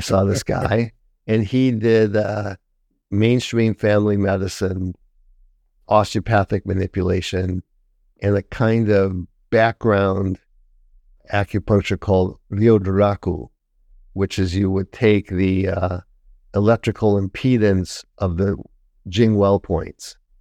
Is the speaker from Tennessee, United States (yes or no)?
no; Detroit, Michigan, United States; moved away as an adult; also born or lived in Taiwan; I'm from Detroit